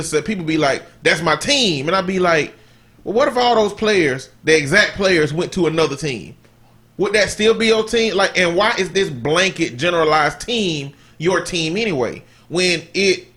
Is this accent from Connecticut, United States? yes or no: no; Alabama, United States; I'm from Alabama.